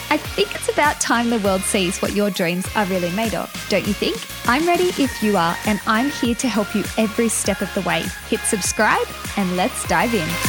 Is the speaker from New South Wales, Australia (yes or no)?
yes; Gunnedah, New South Wales, Australia; I'm from a small town in regional New South Wales called Gunnedah